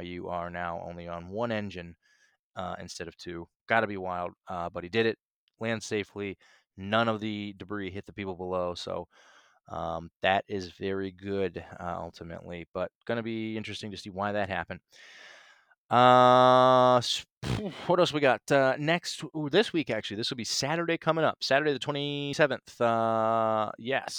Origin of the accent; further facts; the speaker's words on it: Northeast Ohio, United States; also born or lived in Nashville; now in Chicago, United States; I grew up in the Midwest in Ohio, in Northeast Ohio